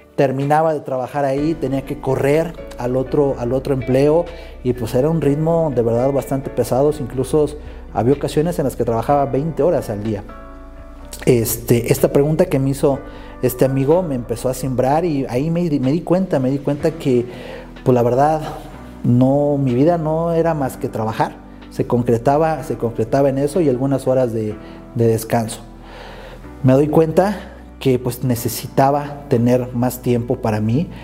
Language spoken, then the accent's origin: Spanish; Morelia, Michoacán, Mexico; Soy originario de Morelia, Michoacán